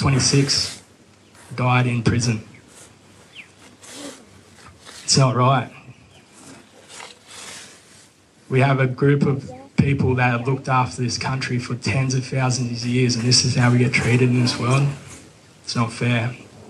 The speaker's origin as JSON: {"language": "English", "town": "Grafton", "region": "New South Wales", "country": "Australia", "tie": "born or raised there", "said": "I grew up here in the Clarence Valley. I grew up in Grafton, so just on the upper side of the Clarence River."}